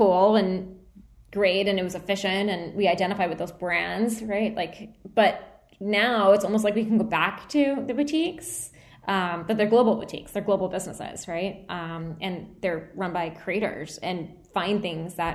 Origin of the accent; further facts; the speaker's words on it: United States; I'm Indian American, right? Like, that's my nationality, or I guess ethnicity. I don't know. I guess I'm American